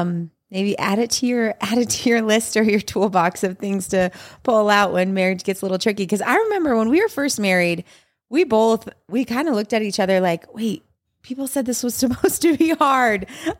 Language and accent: English; Utah, United States; We have lived in Utah. Yeah. Our whole lives.